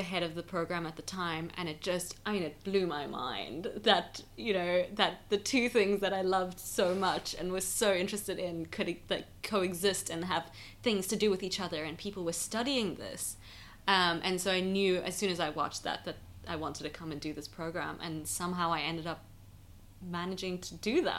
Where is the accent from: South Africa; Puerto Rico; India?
South Africa; Johannesburg, Gauteng; So I am South African. I grew up in Johannesburg.